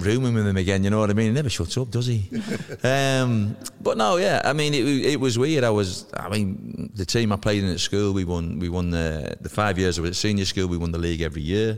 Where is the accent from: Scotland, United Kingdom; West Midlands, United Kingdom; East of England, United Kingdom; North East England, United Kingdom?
North East England, United Kingdom; Stockton-on-Tees; moved away as an adult; also born or lived in Ramsgate, Kent; my parents went back up north and moved into a house in Stockton, not far away from Middlesbrough, and that's where I spent the next 23 and a half years of my life